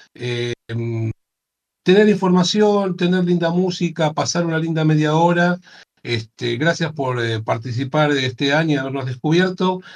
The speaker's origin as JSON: {"language": "Spanish", "country": "Argentina"}